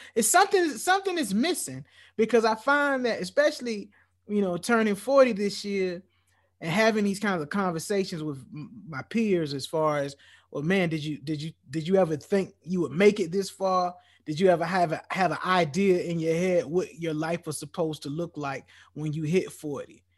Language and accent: English; United States; as a black man growing up and growing up in America